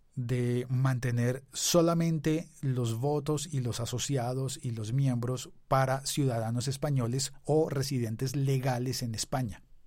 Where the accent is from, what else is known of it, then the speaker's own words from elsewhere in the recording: Colombia; Soy colombiano.